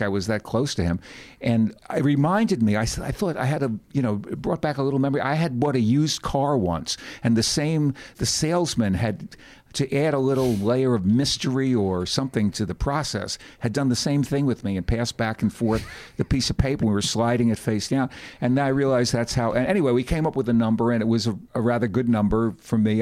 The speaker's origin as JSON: {"language": "English", "town": "New York City", "region": "New York", "country": "United States", "said": "I was from the Bronx"}